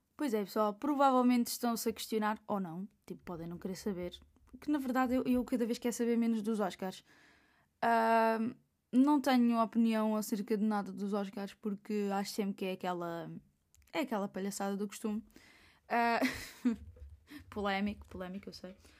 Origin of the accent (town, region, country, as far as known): Portugal